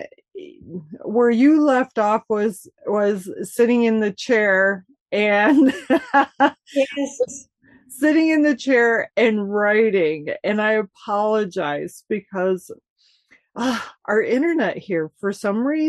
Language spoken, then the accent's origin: English; Michigan, United States; I'm from Michigan, born and raised